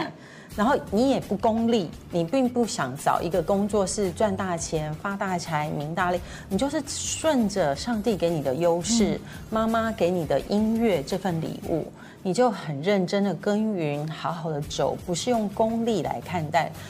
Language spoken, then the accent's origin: Chinese; Tainan, Taiwan; moved away; 因为我在台南长大。